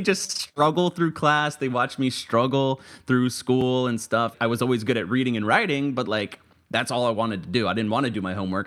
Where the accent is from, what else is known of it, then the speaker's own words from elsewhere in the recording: Tampa, Florida, United States; also born or lived in Orlando, Florida; I'm from Tampa, Florida, so not far from Orlando where I went to school and worked for a little bit